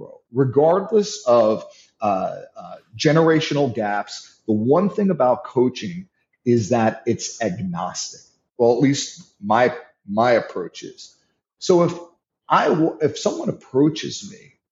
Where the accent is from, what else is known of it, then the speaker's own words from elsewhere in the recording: New York, United States; I'm from New York.